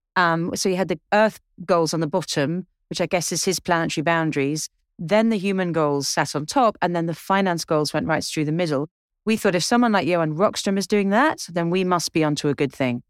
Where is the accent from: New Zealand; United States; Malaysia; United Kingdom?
United Kingdom; England; I'm English